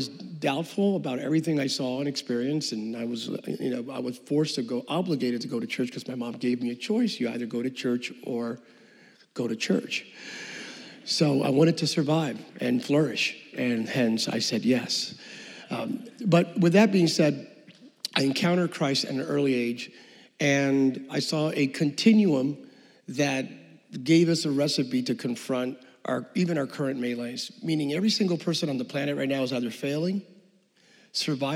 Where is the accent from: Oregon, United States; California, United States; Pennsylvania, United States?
Pennsylvania, United States; Bethlehem; I'm from Bethlehem, Pennsylvania. My parents migrated from Puerto Rico, so I grew up in Bethlehem